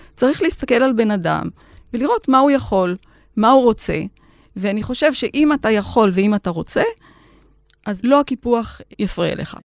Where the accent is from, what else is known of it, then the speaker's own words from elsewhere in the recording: Hatzor HaGlilit, Northern District, Israel; moved away as an adult; נולדתי וגדלתי והתחנכתי בחצור הגלילית, אבל אני לא שם מגיל 21